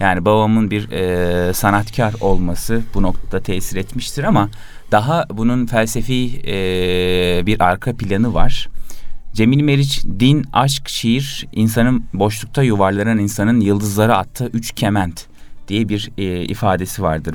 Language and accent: Turkish; İzmir, Turkey; now in Istanbul, Turkey